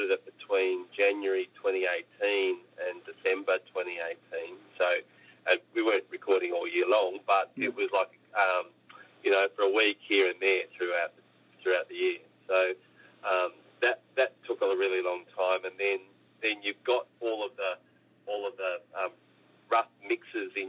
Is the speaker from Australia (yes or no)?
yes; Australia; grow up as an Australian